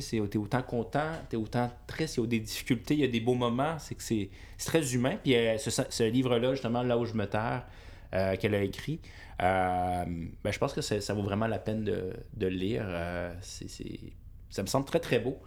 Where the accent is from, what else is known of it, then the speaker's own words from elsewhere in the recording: Quebec, Canada; also born or lived in China / Europe; je viens du Québec